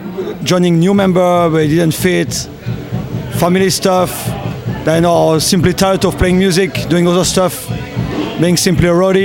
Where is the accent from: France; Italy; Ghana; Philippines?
France; We're from France